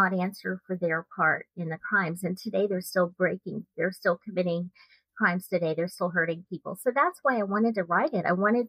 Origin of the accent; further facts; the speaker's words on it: Texas, United States; I'm a true crime Texas author, and I'm originally from Texas